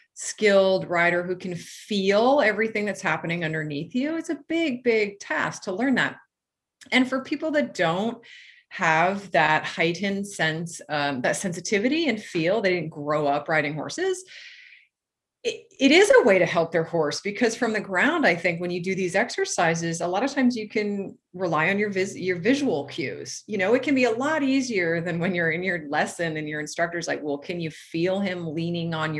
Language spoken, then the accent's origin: English; New England, United States; now in California, United States; I grew up in New England